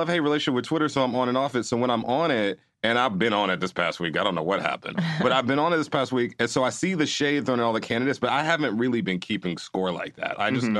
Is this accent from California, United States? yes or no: no; Houston, Texas, United States; I am from Houston, Texas.